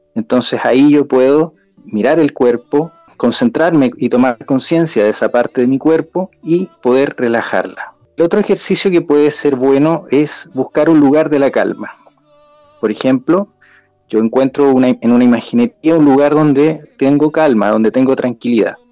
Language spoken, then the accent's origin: Spanish; Chile; en mi país, en Chile